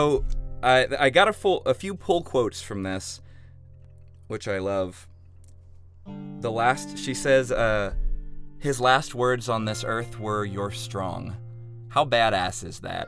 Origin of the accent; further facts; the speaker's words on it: Virginia, United States; also born or lived in Chicago; now in Los Angeles, United States; I'm from Virginia originally, out in LA now for 6.5 months after living in Chicago for 3 years